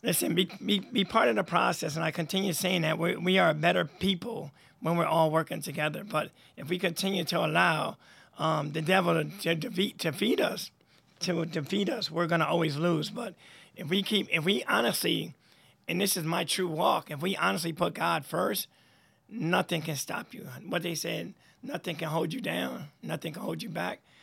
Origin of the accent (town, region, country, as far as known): Troy, New York, United States; born or raised there